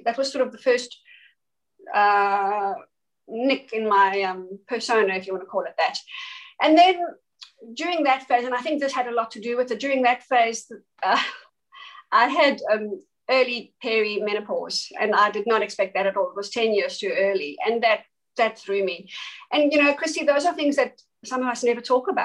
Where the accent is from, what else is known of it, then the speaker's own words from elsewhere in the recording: East London, Eastern Cape, South Africa; moved away as an adult; now in Australia; my small hometown was called East London in South Africa